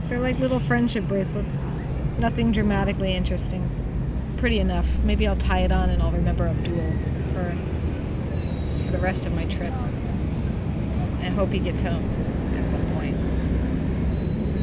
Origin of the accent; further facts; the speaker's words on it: Seattle, Washington, United States; moved away as an adult; now in Rome, Italy; United States, Seattle